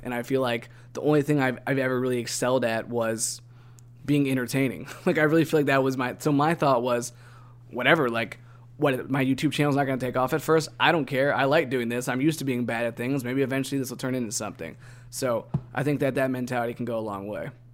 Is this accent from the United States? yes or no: yes; Northeast Ohio, United States; now in Tennessee, United States; growing up in Northeast Ohio, in which it's really cloudy and we don't see a whole lot of sun